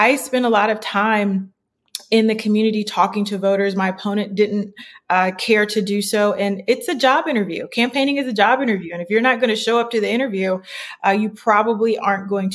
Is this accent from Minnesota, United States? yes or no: no; Akron, Ohio, United States; I'm from Akron, born and raised